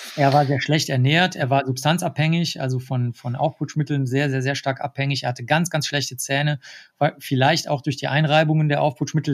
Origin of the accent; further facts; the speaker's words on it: Germany; accent: strong German accent; also born or lived in New York; Und ich habe einen ganz, ganz starken deutschen Akzent, den erkennt jeder